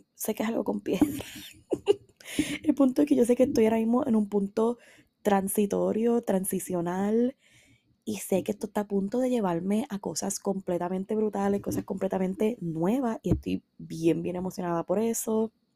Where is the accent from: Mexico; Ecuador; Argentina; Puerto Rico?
Puerto Rico; San Sebastián; yo soy de San Sebastián, vivo en San Sebastián